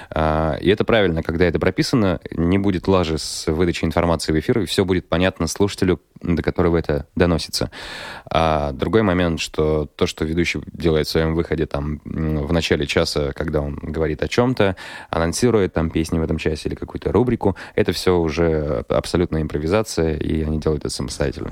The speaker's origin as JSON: {"language": "Russian", "town": "Kirov", "region": "Kirov Oblast", "country": "Russia", "tie": "born or raised there", "said": "я родом из Кирова"}